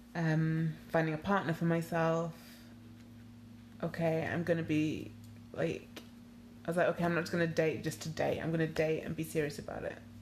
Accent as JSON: {"language": "English", "country": "Nigeria", "also_born_or_lived": "United Kingdom", "moved": "yes", "said": "I am Nigerian"}